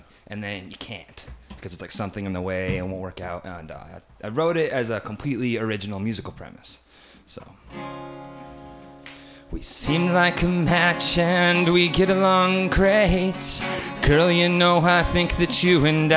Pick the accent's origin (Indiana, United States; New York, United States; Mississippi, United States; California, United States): New York, United States; Syracuse; moved away; also born or lived in Boston; I grew up in Syracuse, New York